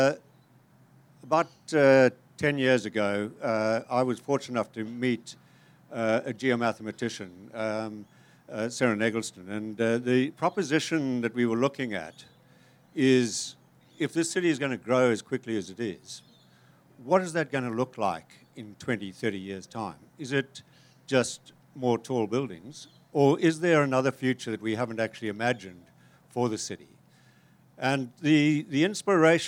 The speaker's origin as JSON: {"language": "English", "country": "Zimbabwe", "also_born_or_lived": "Cape Town", "moved": "yes", "said": "I'm from Zimbabwe"}